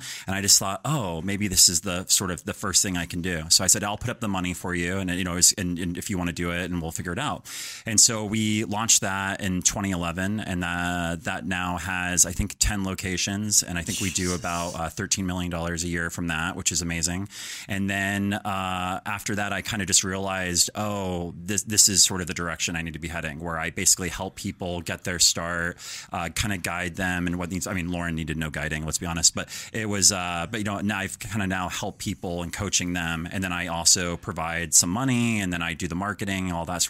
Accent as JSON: {"language": "English", "town": "Denver", "region": "Colorado", "country": "United States", "said": "Colorado, Denver."}